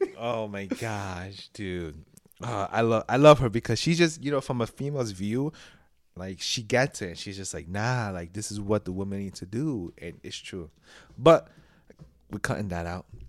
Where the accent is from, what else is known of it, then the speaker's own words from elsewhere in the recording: New York, United States; I'm a New Yorker